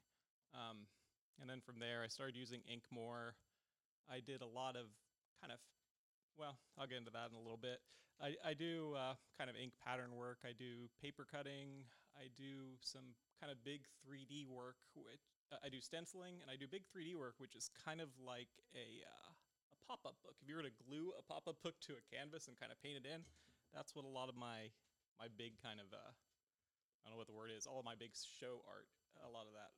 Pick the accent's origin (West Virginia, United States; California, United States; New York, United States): West Virginia, United States; moved away as an adult; now in Knoxville, United States; I've lived in Knoxville the past 5 years. Originally, I'm from West Virginia